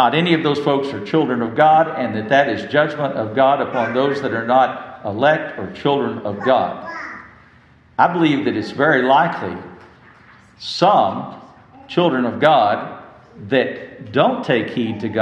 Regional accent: West Texas, United States; I grew up in West Texas

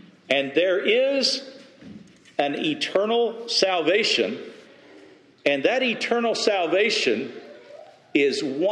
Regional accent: West Texas, United States; moved away; I grew up in West Texas

